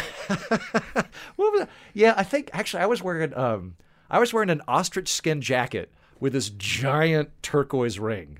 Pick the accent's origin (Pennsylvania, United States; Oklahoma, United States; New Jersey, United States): Oklahoma, United States; I'm from Oklahoma, which is good, honest terrain.